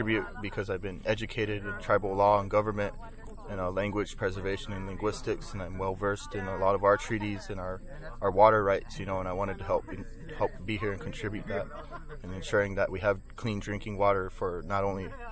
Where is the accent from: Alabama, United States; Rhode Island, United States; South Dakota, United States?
South Dakota, United States; Rosebud Sioux Reservation; I'm from the Soldier Creek community on the Rosebud Sioux Tribe, Sichanglu Reservation